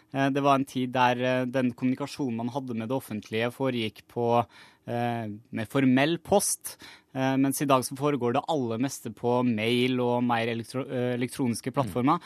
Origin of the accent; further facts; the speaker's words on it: Møre og Romsdal, Norway; jeg kommer jo sjøl fra Møre og Romsdal